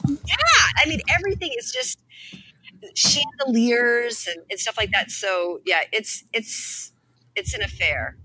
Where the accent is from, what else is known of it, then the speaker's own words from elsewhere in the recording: East Coast, United States; I'm from the East Coast